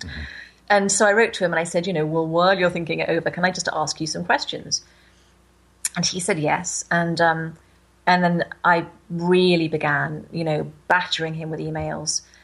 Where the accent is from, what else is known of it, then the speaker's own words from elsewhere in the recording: United Kingdom; I'm from Britain, where the Anglican Church um, was, I'm not sure about now, but it was the kind of main church as I was growing up